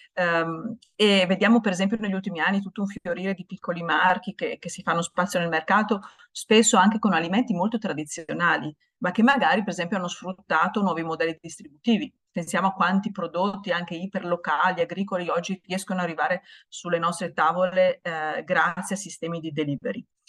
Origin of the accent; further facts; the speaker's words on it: Italy; siamo italiani